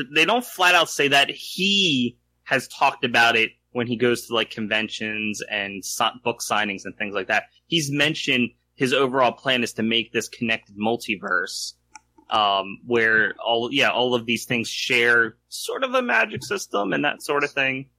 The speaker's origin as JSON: {"language": "English", "country": "United States", "said": "I identify reluctantly as American"}